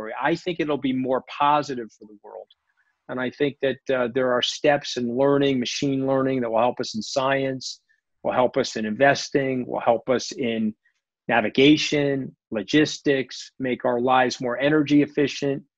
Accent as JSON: {"language": "English", "region": "New York", "country": "United States", "tie": "born or raised there", "said": "I'm a New Yorker and I grew up in a blue collar area."}